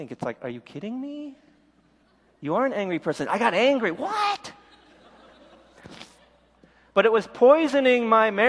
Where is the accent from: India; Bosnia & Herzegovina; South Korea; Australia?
South Korea; born there; I was born in Korea, but I was adopted.